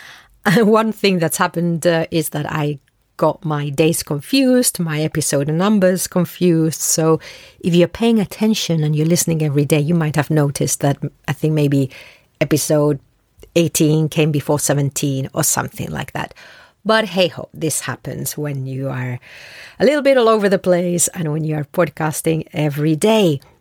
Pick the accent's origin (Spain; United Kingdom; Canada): Spain; I'm Spanish originally. I learned English at a very young age. So, I'm bilingual